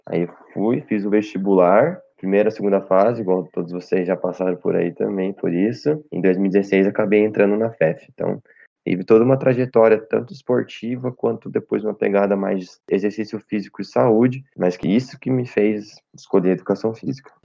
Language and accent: Portuguese; Cambuí, Minas Gerais, Brazil; Minha cidade, sou de Cambuí, Minas Gerais